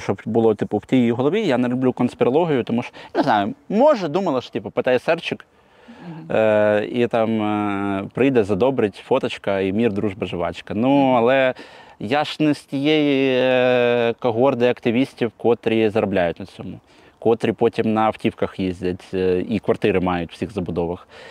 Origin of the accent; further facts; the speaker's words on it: Kyiv, Ukraine; я з Троєщини.